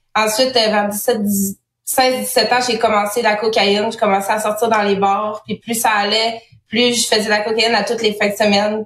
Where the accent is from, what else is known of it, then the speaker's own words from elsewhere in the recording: Saguenay, Quebec, Canada; moved away as an adult; je viens du Saguenay.